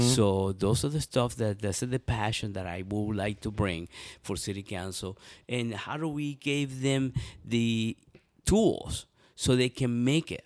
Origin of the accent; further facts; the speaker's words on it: Venezuela; now in Columbus, United States; I was born in Venezuela